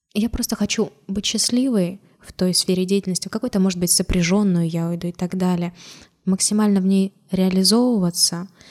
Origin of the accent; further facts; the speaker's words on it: Orenburg, Orenburg Oblast, Russia; also born or lived in Georgia; вернулась в свой родной город